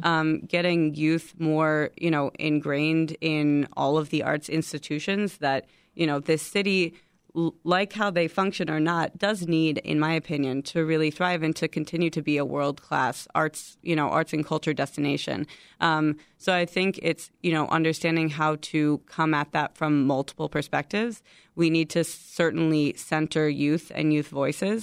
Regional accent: Chicago, Illinois, United States; I'm from Chicago, born and raised in Chicago.

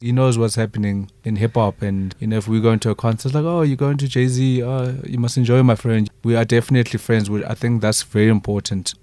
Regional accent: Eastern Cape, South Africa; moved away; also born or lived in Johannesburg; I remember growing up in the Eastern Cape

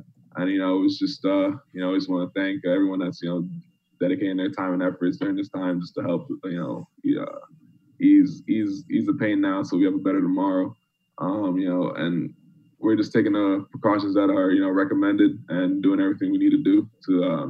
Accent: Bronx, New York, United States; mainly because I grew up in the Bronx. It's just Jamaicans call it the concrete jungle.

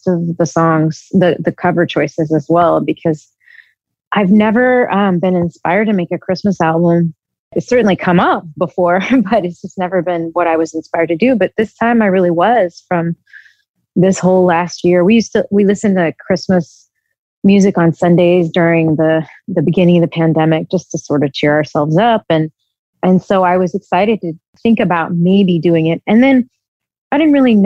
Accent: Texas, United States; I'm from Texas. I grew up in Texas

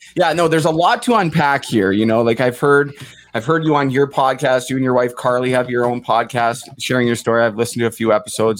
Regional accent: Port Coquitlam, British Columbia, Canada; I grew up in Port Coquitlam

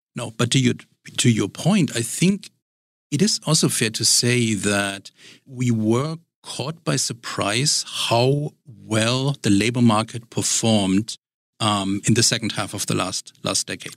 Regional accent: Germany; now in Richmond, United States; my, my background is in Germany and growing up in Germany

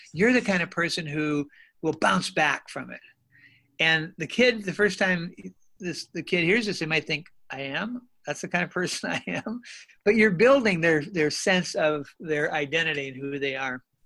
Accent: North Dakota, United States; moved away; also born or lived in Minnesota; I grew up in North Dakota in, in what I call the golden age of sandlot ball

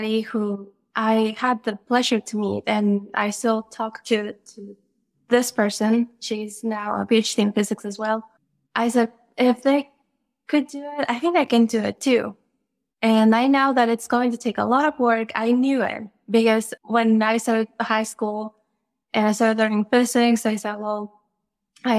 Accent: Mexico; English is a second language; moved away as an adult; now in United States; I am originally from Mexico

